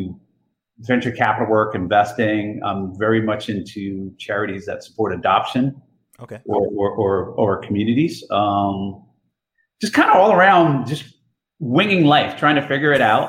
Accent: Jersey City, New Jersey, United States; moved away as an adult; also born or lived in Iowa; I was born and raised in Jersey City, went to school at University of Iowa

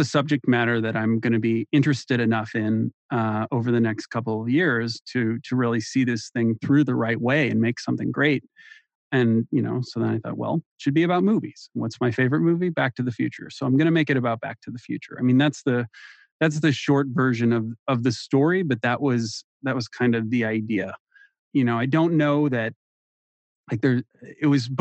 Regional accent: St. Louis, Missouri, United States; also born or lived in Columbia, Missouri; I'm from St. Louis

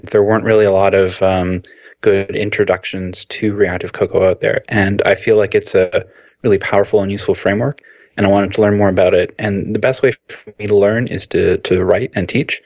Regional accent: Canada; moved away as an adult; also born or lived in Toronto; now in Amsterdam, Netherlands; I'm a Canadian iOS developer who previously lived in Toronto

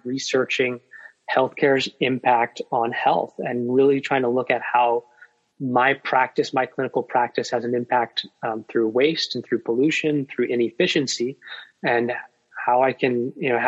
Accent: Vermont, United States; now in Virginia, United States; I come from Vermont

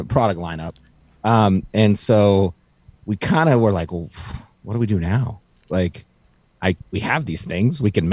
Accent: Montana, United States; moved away as an adult; now in Arizona, United States; I grew up in Montana

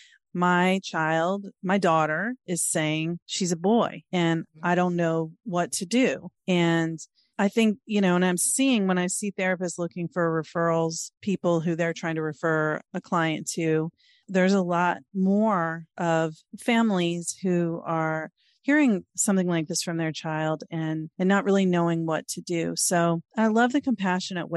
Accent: Norfolk, Virginia, United States; now in Maryland, United States; I'm 50 and I grew up in Virginia

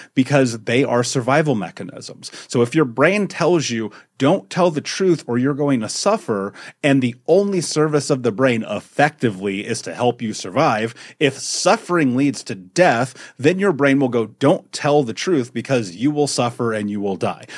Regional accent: Indianapolis, Indiana, United States; I grew up in America, in Indianapolis, in the fucking United States

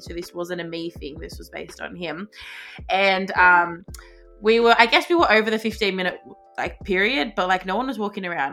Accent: Australia; my nationality is Australian because I was born here

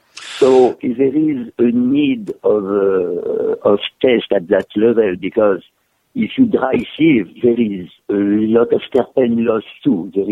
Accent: France; also born or lived in Africa / Brittany; I was born in south of France, raised in Africa, moved to Brittany, and went back to south of France. I'm Mediterranean to the bone.

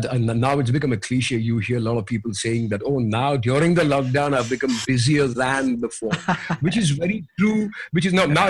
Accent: India; I'm an Indian rock vocalist.

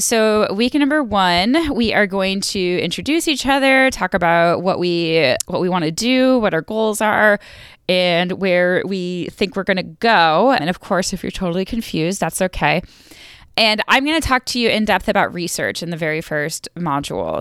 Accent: New York, United States; moved away as an adult; also born or lived in Buffalo / Missouri; now in North Carolina, United States; I grew up in New York

